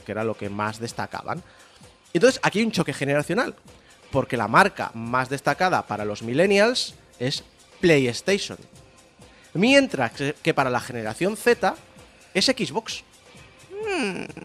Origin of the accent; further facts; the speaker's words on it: Spain; éramos 47 millones de españoles